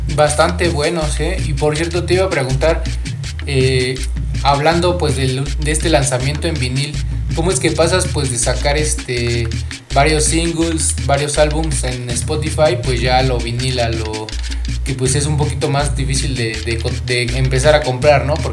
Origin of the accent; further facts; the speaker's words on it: Pachuca, Hidalgo, Mexico; yo soy de acá de Pachuca